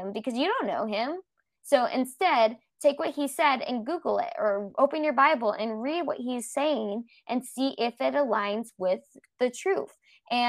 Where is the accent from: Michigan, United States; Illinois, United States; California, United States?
California, United States; Los Angeles; I grew up in Los Angeles, California